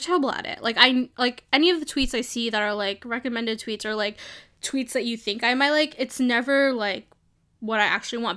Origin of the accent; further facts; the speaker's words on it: New York City, New York, United States; moved away as an adult; also born or lived in California; now in San Francisco, United States; I grew up in New York. I grew up in Brooklyn